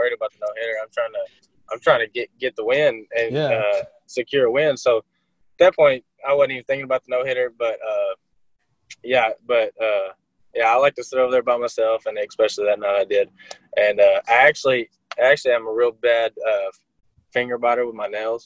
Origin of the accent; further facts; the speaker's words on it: Arkansas, United States; accent: twang; I'm from Arkansas.